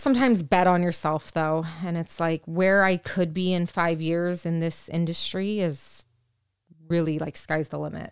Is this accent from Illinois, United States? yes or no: no; Orange County, California, United States; I'm from Orange County